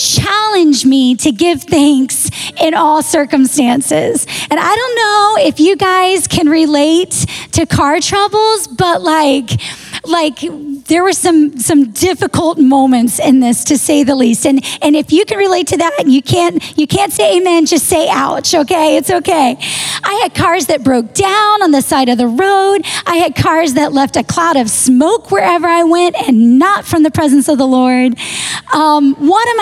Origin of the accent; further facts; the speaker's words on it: Texas, United States; I grew up in Texas